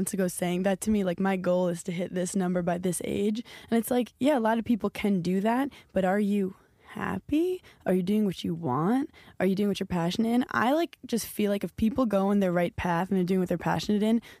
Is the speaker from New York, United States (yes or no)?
yes; New York City, New York, United States; Like, I'm from New York City, so I can't even... like fathom what that was like